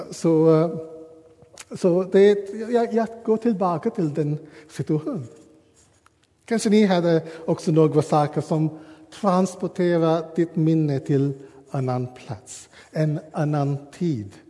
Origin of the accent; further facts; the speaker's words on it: Sri Lanka; Swedish is a second language; now in Sweden; Jag uh, går tillbaka till hemma i Sri Lanka och jag kommer ihåg den curry min mamma har lagat.